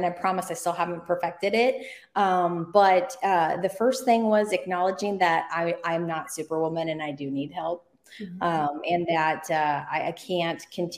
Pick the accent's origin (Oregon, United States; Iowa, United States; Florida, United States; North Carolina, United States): Oregon, United States; I grew up in Oregon